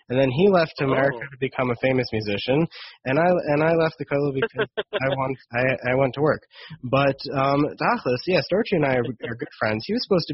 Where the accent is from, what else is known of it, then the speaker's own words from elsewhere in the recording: Detroit, Michigan, United States; I'm from Detroit, Michigan